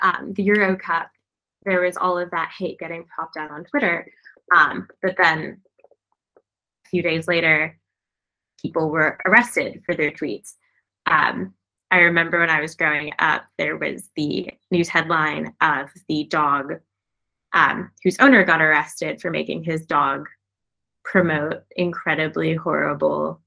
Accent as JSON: {"language": "English", "country": "United States", "said": "I, as an American"}